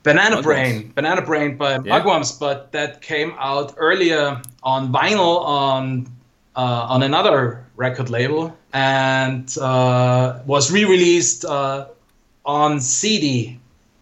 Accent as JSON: {"language": "English", "town": "Innsbruck", "region": "Tyrol", "country": "Austria", "tie": "born or raised there", "second_language": "English", "said": "Innsbruck, my hometown"}